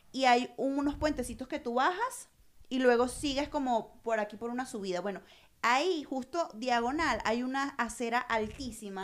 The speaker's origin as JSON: {"language": "Spanish", "town": "Los Teques", "region": "Miranda", "country": "Venezuela", "moved": "yes"}